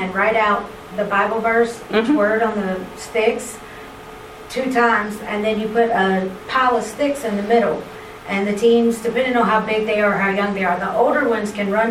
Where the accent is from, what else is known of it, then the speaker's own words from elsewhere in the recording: South Georgia, United States; also born or lived in East Point, Georgia; I'm from South Georgia